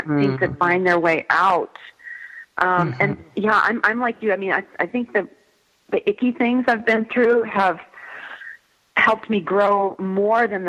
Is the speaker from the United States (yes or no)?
yes; Midwest, United States; I grew up in the Midwest